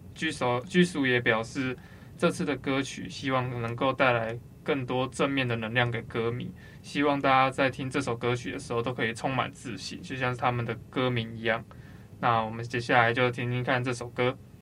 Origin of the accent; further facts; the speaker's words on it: Taiwan; 我们台湾人